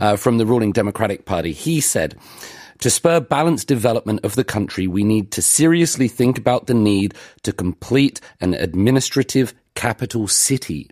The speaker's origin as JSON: {"language": "English", "country": "United Kingdom", "moved": "yes", "lives_now": "Seoul, South Korea", "said": "I'm from the United Kingdom."}